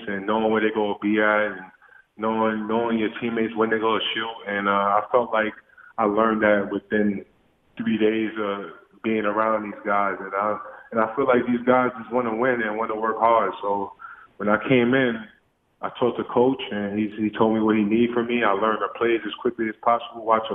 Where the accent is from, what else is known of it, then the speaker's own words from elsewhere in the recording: New York City, New York, United States; Growing up in Coney Island, you know, it's tough.